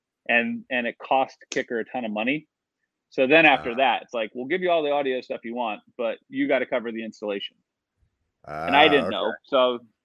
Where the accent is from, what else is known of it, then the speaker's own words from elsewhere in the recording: New Jersey, United States; I grew up in New Jersey